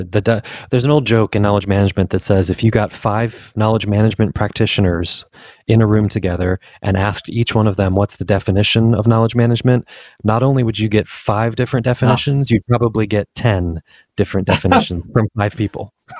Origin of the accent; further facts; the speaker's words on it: Washington, District of Columbia, United States; born there; also born or lived in South East England, United Kingdom; So I was born in Washington, D.C. and lived around the States for most of my life and career.